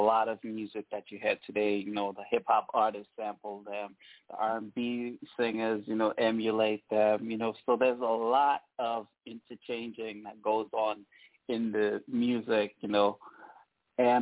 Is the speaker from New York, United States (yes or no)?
yes; New York City, New York, United States; My home state, you know, where I grew up, I spend most of my time is New York City